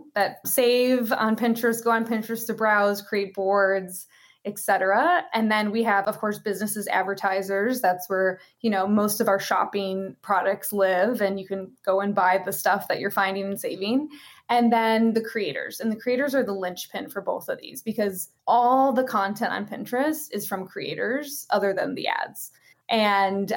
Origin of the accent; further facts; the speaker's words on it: Chicago, Illinois, United States; moved away; I grew up in Chicago